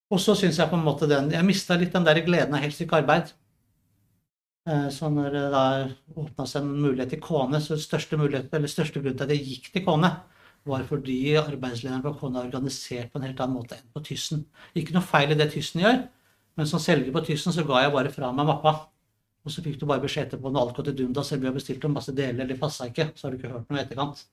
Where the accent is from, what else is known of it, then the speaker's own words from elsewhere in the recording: Drøbak, Akershus, Norway; jeg er fra Drøbak